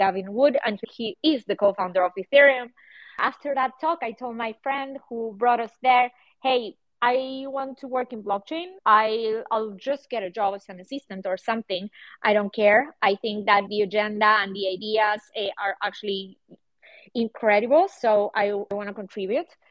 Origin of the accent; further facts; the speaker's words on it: Buenos Aires, Argentina; now in Berlin, Germany; I live in Berlin and I'm from Buenos Aires, Argentina